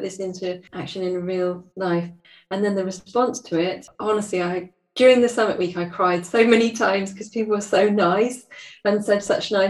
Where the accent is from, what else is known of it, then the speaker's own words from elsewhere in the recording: United Kingdom; I'm British